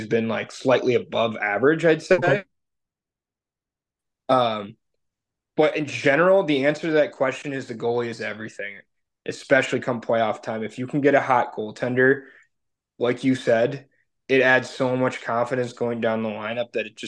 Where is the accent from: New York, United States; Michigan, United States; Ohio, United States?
Michigan, United States; Detroit; we're from Detroit